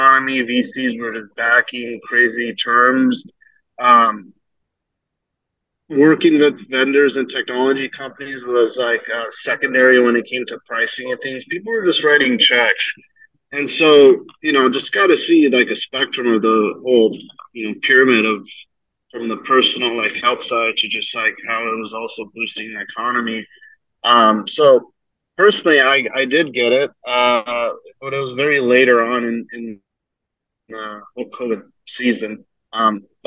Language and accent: English; Arizona, United States; also born or lived in Fremont, California; Moved to Arizona when I was really young, though. So consider myself a native to AZ